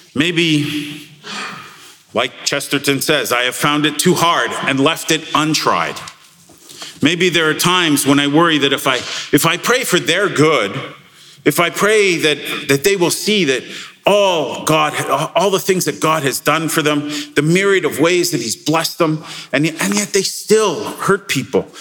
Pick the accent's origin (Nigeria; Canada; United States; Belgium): Canada; we're Canadian